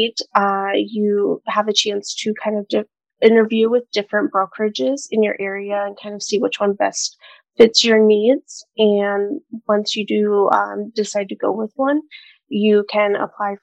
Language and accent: English; Glina, Sisak-Moslavina County, Croatia; also born or lived in Sazin (family origin); now in Waterloo, United States; I was born in Glina, Croatia during the war. However, my family is originally from Sazin. I currently live in Waterloo, Iowa